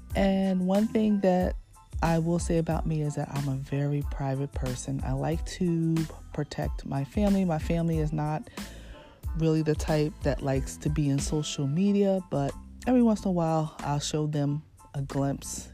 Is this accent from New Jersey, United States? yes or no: yes; Red Bank, New Jersey, United States; born and raised in New Jersey, in Red Bank, New Jersey